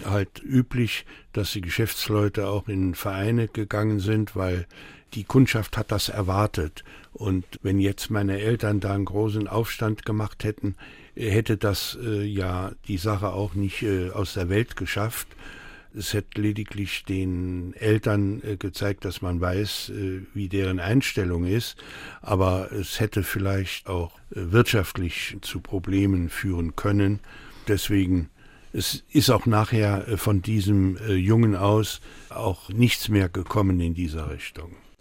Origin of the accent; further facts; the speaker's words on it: Saarbrücken, Saarland, Germany; German is a second language; also born or lived in France; am 27. November 1947, das war der Tag, wo wir hier in Saarbrücken ankamen. Ich sprach damals kein Wort Deutsch.